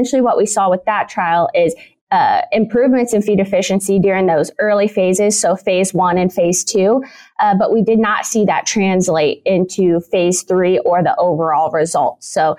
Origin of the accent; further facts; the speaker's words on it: Illinois, United States; moved away as an adult; now in Kansas, United States; I'm originally from Illinois, where I did both my bachelor's and my master's degree